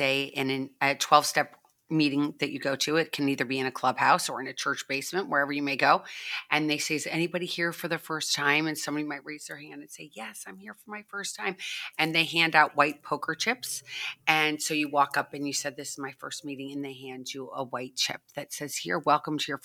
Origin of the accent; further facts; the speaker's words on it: St. Louis, Missouri, United States; now in Florida, United States; I grew up in St. Louis, Missouri